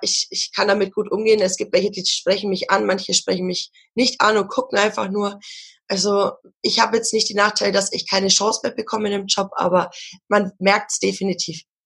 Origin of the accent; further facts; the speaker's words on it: Ansbach area, Bavaria, Germany; Ich komme aus der Gegend von Ansbach